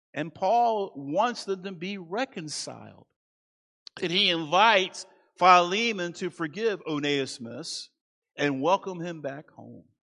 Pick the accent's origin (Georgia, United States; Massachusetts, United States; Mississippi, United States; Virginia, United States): Virginia, United States; Manassas; moved away; I grew up in Manassas.